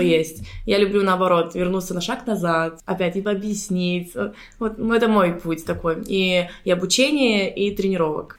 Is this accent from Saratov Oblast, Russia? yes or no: no; Surgut, Khanty-Mansi Autonomous Okrug, Russia; also born or lived in India / Sardinia / Dubai / Lebanon; now in Cyprus; я, кстати, из Суркута, из России